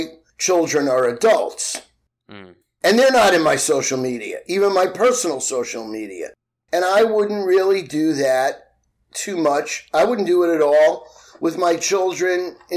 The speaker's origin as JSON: {"language": "English", "town": "New York City", "region": "New York", "country": "United States", "tie": "born or raised there", "said": "I grew up in Queens. I grew up in a city housing project."}